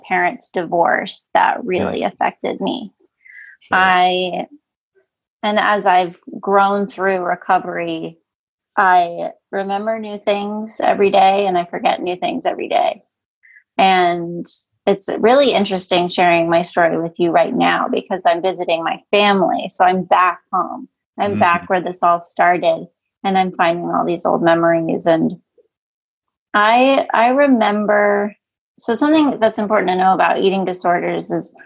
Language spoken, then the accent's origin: English; Western Massachusetts, United States; I grew up in Western Massachusetts, small, middle of nowhere town.